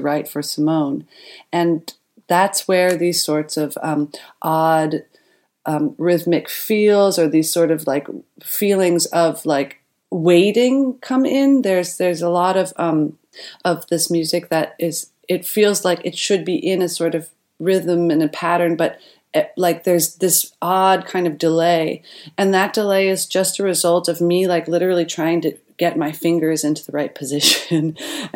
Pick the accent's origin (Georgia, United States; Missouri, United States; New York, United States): New York, United States; Centerport; now in Berlin, Germany; I grew up in Centerport, Long Island. That's in New York